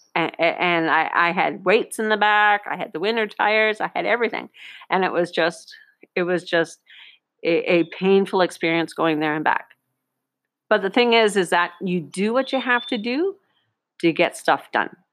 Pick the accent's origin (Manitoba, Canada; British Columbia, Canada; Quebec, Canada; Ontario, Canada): Ontario, Canada; Northern; moved away; a little girl growing up in Northern Ontario 50 years ago